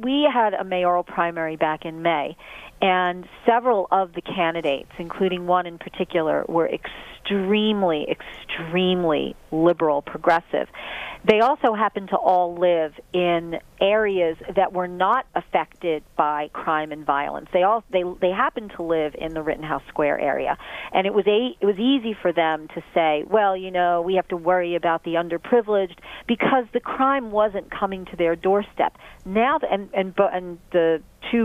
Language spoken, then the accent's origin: English; Philadelphia, Pennsylvania, United States; I'm from Philadelphia